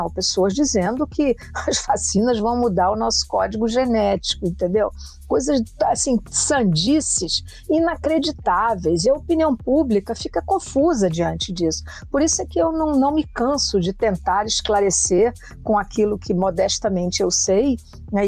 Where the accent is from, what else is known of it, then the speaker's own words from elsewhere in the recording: Brazil; como brasileira